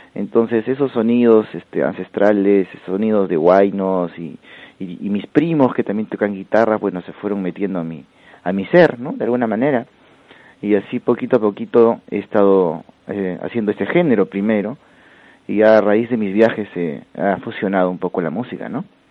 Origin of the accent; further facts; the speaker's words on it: Huancayo, Junín, Peru; now in Spain; la, la, provincia donde yo vengo es de Huancayo